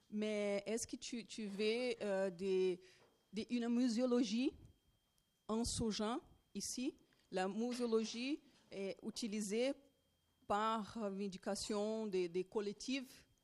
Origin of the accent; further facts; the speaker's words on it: Brazil; French is a second language; Je vais essayer de parler français, mais pardon pour mon français, non. Et euh, je suis brésilienne.